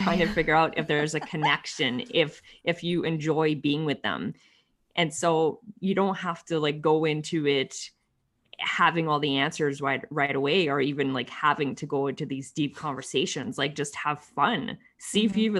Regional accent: Ottawa, Ontario, Canada; Ottawa, which is my hometown

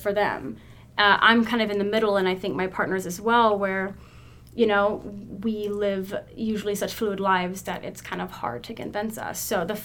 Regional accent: Texas, United States; I'm born and raised in Texas

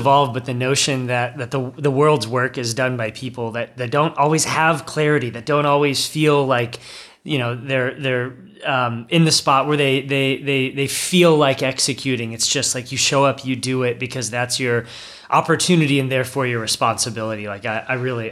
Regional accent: Kansas City, United States; I grew up in Kansas City, a region that's trying really hard, but still struggling

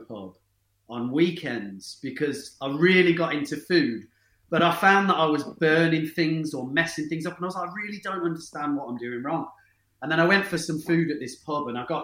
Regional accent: Bromsgrove, West Midlands, United Kingdom; I grew up in the Midlands town of Bromsgrove

